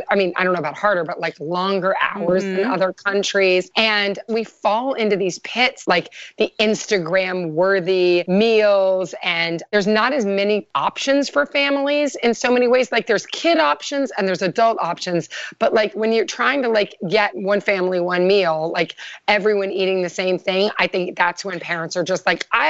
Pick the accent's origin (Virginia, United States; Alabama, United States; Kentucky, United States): Kentucky, United States; I'm from Kentucky. My grandparents were very into farming and like grew all their own food.